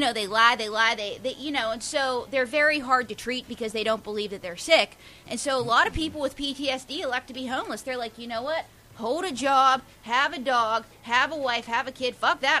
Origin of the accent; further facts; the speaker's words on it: Pittsburgh, Pennsylvania, United States; now in New York, United States; I'm from Pittsburgh.